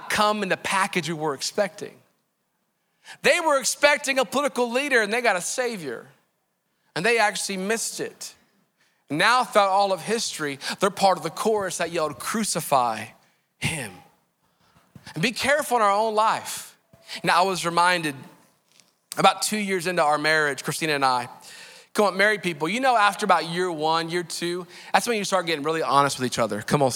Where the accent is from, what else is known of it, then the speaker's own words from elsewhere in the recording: Maryland, United States; that's where I'm from. I'm from Maryland